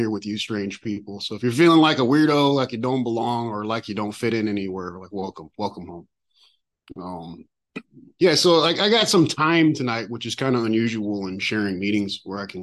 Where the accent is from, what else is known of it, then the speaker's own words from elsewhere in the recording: San Francisco, California, United States; I was born in San Francisco